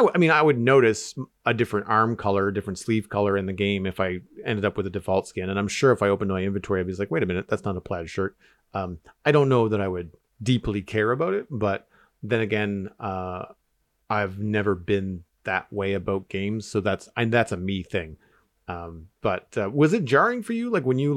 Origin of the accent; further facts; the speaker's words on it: Canada; As a Canadian, I think that would be really, really